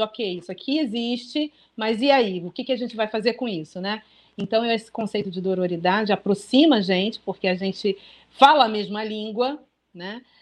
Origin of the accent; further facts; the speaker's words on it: Brazil; first language Portuguese; somos brasileiros, fomos criados em português